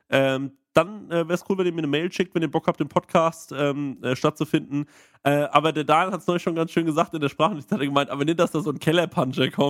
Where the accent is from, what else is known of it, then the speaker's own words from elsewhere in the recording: Aschaffenburg, Bavaria, Germany; ich komme aus Aschaffenburg, ich bin, ich, äh, bin hier in, Unterfra äh, in Franken, äh, Unterfranken äh, groß geworden.